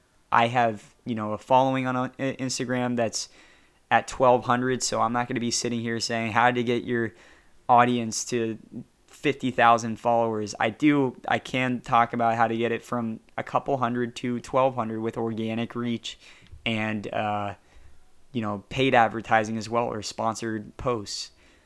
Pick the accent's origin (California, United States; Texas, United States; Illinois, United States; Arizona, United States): California, United States; I say y'all, I'm actually from Southern California.